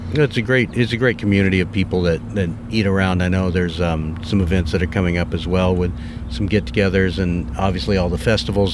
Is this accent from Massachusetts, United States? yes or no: no; Texas, United States; born and raised in Texas